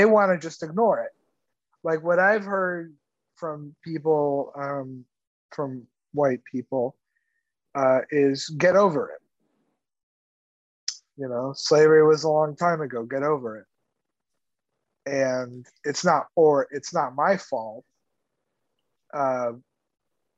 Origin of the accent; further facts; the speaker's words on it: Cuba; also born or lived in Texas; now in United States; I'm from Cuba and I'm Latino